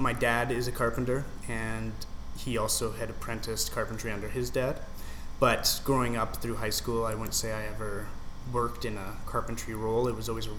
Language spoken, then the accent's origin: English; Beaumont, Alberta, Canada; moved away as an adult; also born or lived in Vancouver area; I grew up just outside of Edmonton in Beaumont